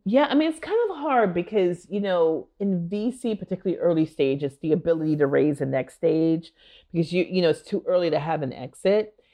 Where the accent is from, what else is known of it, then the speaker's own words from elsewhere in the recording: Minneapolis, Minnesota, United States; moved away; I am from Minneapolis and went to elementary school about a half a mile or so